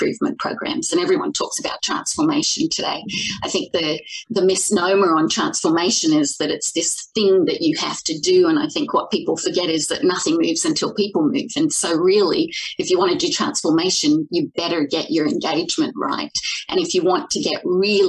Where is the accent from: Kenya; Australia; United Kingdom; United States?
Australia; moved away as an adult; now in Toronto, Canada; I'm from Australia originally. So if you got any of that twang, certainly not Canadian